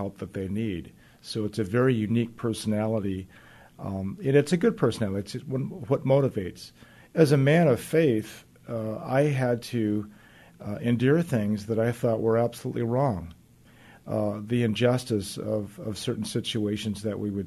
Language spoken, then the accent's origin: English; Gardena, California, United States; moved away as an adult; now in Seattle, United States; I worked a year in my hometown of Gardena, California